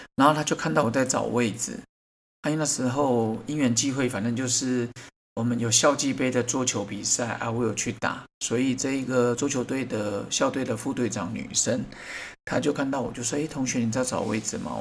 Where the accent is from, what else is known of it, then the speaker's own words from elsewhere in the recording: Taiwan; 我觉得我们台湾人真的是不太会接受人家赞美